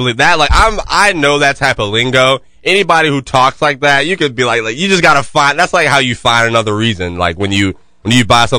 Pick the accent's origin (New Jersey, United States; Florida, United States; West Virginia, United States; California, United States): Florida, United States; Jacksonville; I'm from Jacksonville.